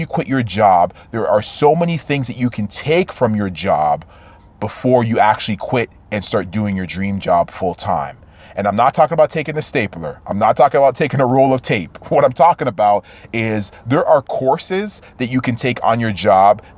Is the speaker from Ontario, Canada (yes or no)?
yes; Toronto, Ontario, Canada; I'm from Toronto, Canada.